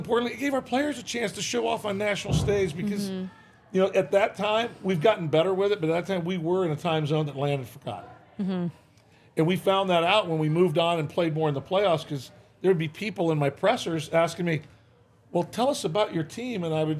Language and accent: English; Michigan, United States; moved away; I grew up in Michigan, grew up a Tiger fan.